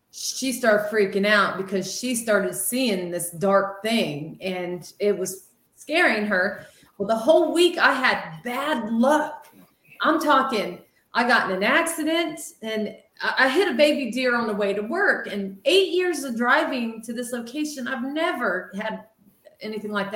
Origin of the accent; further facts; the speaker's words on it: Ohio, United States; We're from Ohio